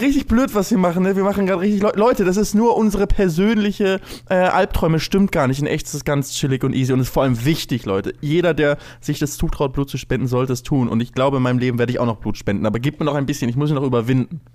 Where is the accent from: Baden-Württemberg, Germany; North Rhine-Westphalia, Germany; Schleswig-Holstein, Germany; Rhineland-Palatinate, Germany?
Schleswig-Holstein, Germany; Lübeck; ich komme ja aus Lübeck